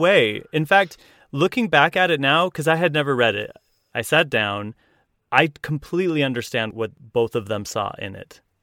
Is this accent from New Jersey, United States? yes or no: no; Willard, Utah, United States; "Where are you from?" And I said, "Willard, Utah."